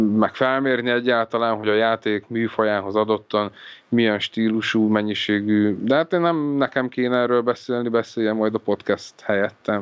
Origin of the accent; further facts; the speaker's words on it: Eger, Heves, Hungary; now in Budapest, Hungary; egri születésű vagyok